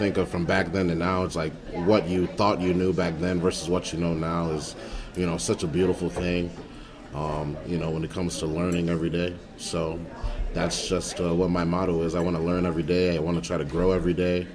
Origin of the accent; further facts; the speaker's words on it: Munster, Indiana, United States; also born or lived in Illinois; born and raised in Munster.